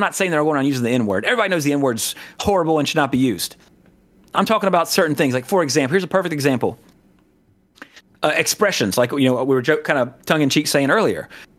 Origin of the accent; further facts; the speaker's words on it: the South, United States; you know, we're from the South, Jesse. And of course, you know, we don't talk like this